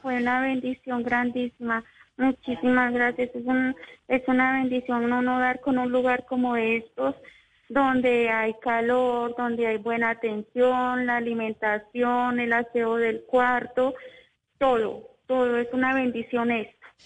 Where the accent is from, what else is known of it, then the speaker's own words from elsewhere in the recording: Manizales, Caldas, Colombia; now in Bogotá, Colombia; Yo soy de Manizales